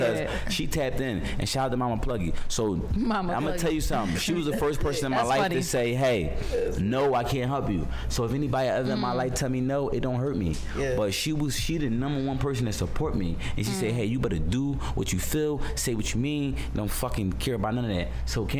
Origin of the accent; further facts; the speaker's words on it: Philadelphia, Pennsylvania, United States; moved away; Because like I told you, I'm from Philly. I'm about some real shit right here.